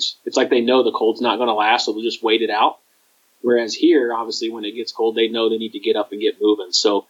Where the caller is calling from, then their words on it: Ohio, United States; Yeah, so I'm coming from Western Ohio down in the States.